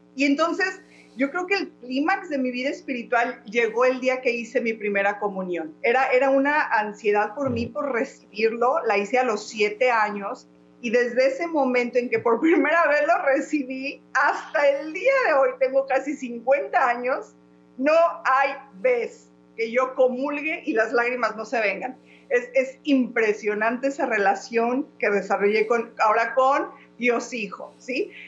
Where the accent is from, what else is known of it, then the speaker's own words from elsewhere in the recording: Guanajuato, Mexico; also born or lived in León; now in United States; soy de México, por cosas de la vida vivimos en Estados Unidos